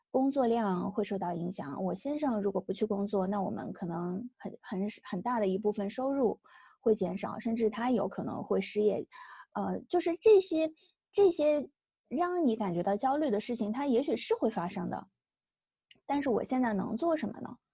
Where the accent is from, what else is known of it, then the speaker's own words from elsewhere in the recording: China; 像我们中国人说的乖呀、听话呀